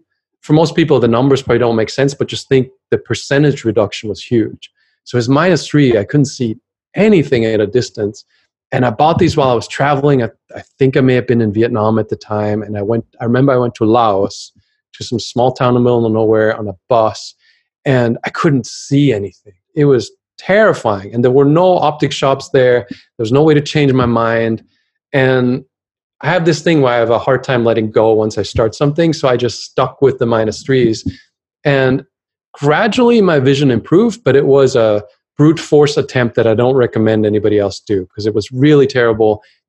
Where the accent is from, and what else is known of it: Germany; English is a second language